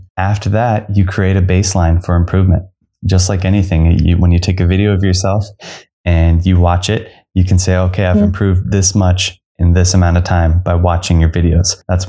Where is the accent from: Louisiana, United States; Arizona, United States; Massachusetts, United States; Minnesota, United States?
Arizona, United States; Phoenix; I'm from Phoenix, Arizona.